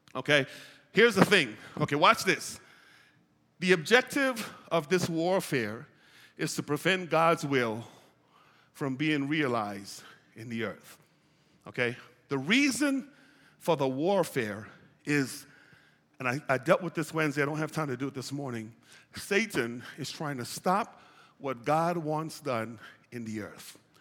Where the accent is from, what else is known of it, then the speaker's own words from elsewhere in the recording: United States; I'm an American